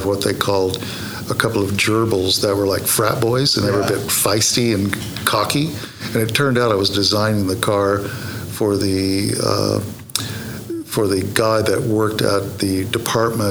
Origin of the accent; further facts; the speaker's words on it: United States; moved away as an adult; now in London, United Kingdom; This is my home state